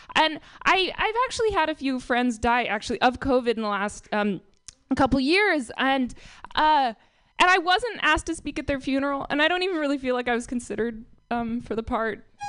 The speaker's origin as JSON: {"language": "English", "area": "Marin", "region": "California", "country": "United States", "said": "I'm from Marin"}